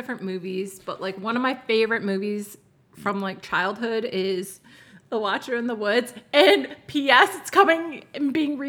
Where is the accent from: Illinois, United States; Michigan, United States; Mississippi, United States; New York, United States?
Michigan, United States; moved away as an adult; now in Arizona, United States; I'm from Michigan.